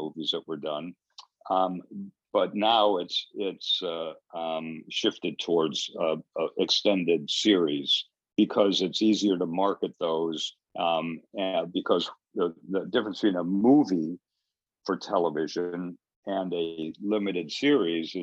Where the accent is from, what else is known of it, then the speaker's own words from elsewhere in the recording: Detroit, Michigan, United States; moved away; also born or lived in Los Angeles; I was born in Detroit and grew up around the time of the Detroit riots in the 60s.